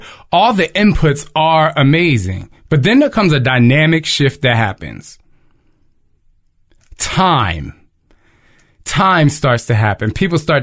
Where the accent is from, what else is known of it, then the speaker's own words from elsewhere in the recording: New Jersey, United States; I'm from Jersey